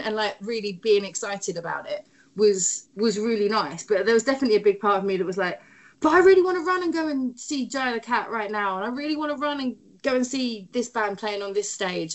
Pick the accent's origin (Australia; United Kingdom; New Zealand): United Kingdom; London; moved away as an adult; now in Oakland, United States; growing up in London.